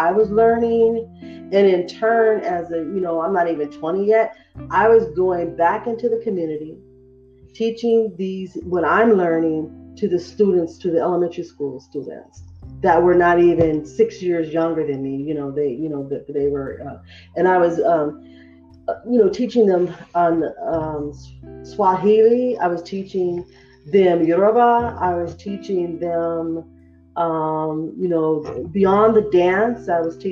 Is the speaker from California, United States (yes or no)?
yes; Fresno, California, United States; moved away as an adult; growing up in Fresno